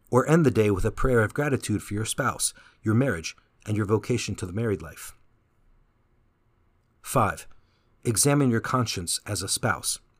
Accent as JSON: {"language": "English", "country": "Canada", "lives_now": "San Jose, United States", "said": "But when I came from Canada to San Jose, it was a struggle at first to find that family spirit."}